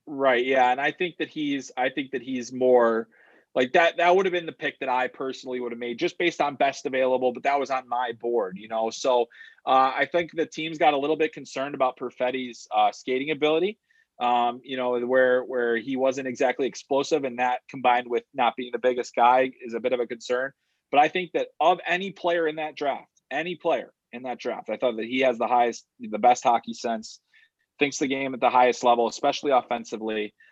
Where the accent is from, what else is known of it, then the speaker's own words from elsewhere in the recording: Chicago, Illinois, United States; I grew up in Chicago